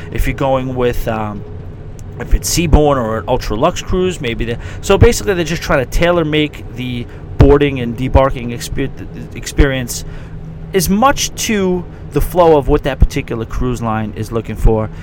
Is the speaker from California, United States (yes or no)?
no; New York, United States; as a New Yorker